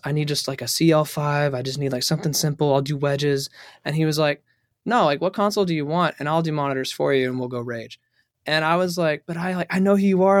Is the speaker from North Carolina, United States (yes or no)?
yes; High Point, North Carolina, United States; now in Nashville, United States; I'm actually from North Carolina